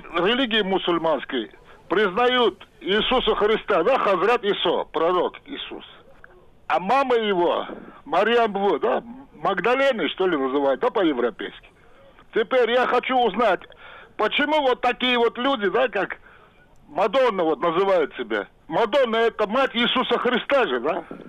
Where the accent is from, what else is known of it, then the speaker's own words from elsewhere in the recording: Uzbekistan; now in Moscow, Russia; пенсионер, в Москве живу, я узбек, мусульманин